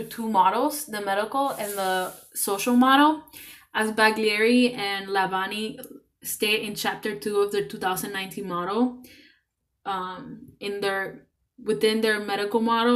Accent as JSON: {"language": "English", "country": "Puerto Rico", "moved": "yes", "lives_now": "Cleveland, United States", "said": "I'm from Puerto Rico"}